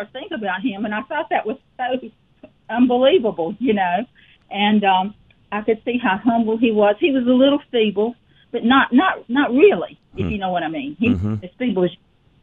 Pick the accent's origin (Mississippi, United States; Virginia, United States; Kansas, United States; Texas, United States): Mississippi, United States; Petal; also born or lived in Hattiesburg, Mississippi; I'm originally from a small two-red-light town called Petal, Mississippi